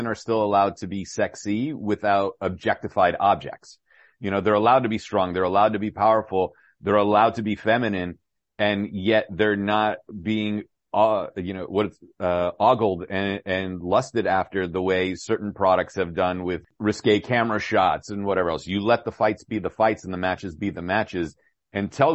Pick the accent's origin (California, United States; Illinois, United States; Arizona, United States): California, United States; San Francisco; we're both from San Francisco